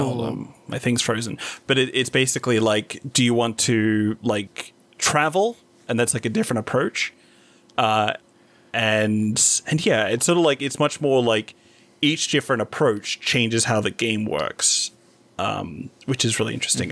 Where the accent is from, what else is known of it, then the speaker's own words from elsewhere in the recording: Whitby, Yorkshire and the Humber, United Kingdom; moved away; Whitby, my hometown